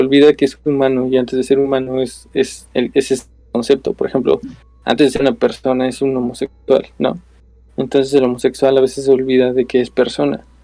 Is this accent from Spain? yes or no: no; Mexico; nuestra definición como mexicanos